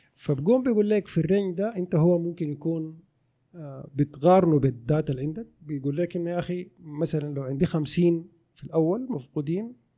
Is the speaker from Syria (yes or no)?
no; Sudan; also born or lived in Khartoum; now in Saudi Arabia; في السودان عندنا